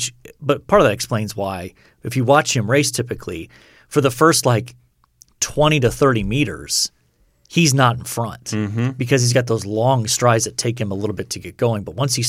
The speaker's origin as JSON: {"language": "English", "country": "United States", "said": "I'm American. I don't do metric"}